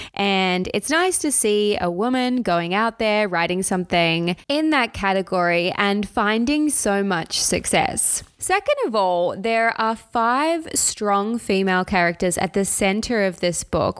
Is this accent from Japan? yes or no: no; Australia; as an Australian myself